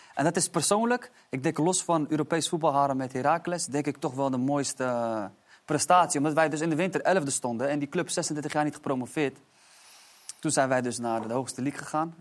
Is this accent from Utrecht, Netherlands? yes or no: yes; Amersfoort, Utrecht, Netherlands; also born or lived in Istanbul, Turkey; ik kom uit Amersfoort en ik was best wel gebonden altijd aan mijn omgeving